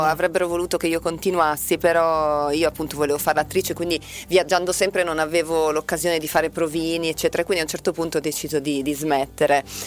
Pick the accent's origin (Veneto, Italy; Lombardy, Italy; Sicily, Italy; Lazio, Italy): Lombardy, Italy; Milan; accent: Milanese; also born or lived in Brazil; ho, un accento milanese